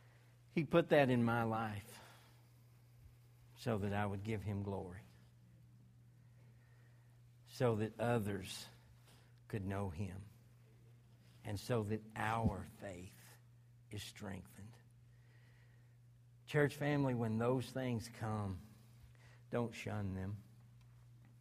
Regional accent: Arkansas, United States; I'm from Arkansas

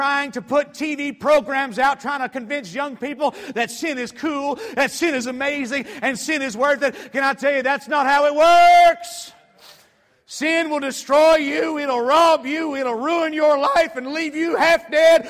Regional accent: Atlanta, Georgia, United States; I grew up in Metro Atlanta, and I grew up in a typical family

